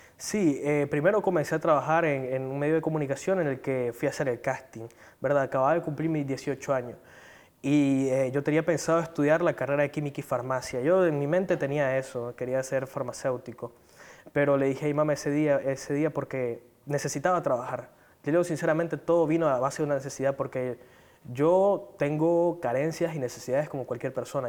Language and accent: Spanish; Managua, Nicaragua; soy originario de Managua